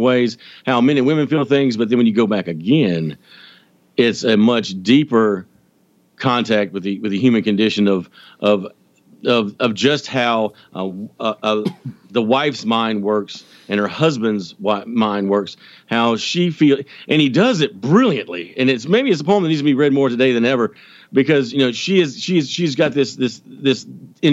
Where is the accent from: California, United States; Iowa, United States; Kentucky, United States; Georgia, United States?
Georgia, United States; I'm from Georgia. I'm not that Southern